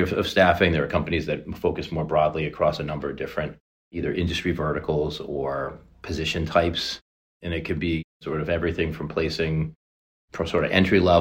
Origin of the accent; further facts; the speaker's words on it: Boston, Massachusetts, United States; Born and raised in the Boston area